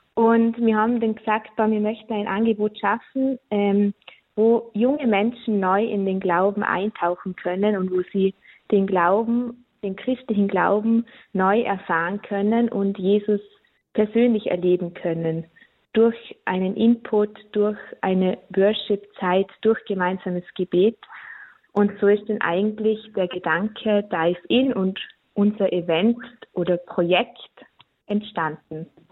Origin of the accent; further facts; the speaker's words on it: Austria; bei uns in Österreich